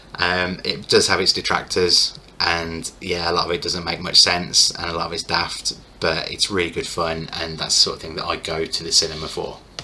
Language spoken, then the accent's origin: English; United Kingdom; as a Brit